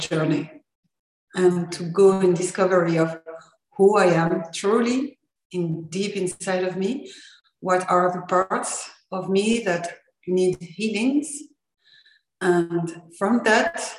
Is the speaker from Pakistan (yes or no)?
no; France; English is a second language; I'm from France, so I'm already sorry for my accent